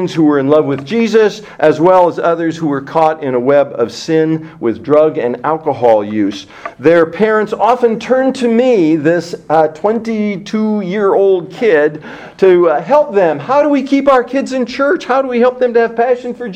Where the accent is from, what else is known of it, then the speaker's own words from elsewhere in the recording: Hastings, Nebraska, United States; moved away as an adult; also born or lived in Muncie, Indiana; We got married June 29th, 1974 in my hometown because Nadine was in Indiana. All of our friends were around York College, and so it just made sense. We were married in Hastings